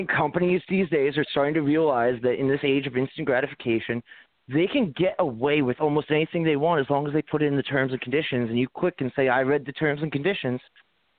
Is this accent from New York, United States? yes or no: yes; New York, United States; I grew up in New York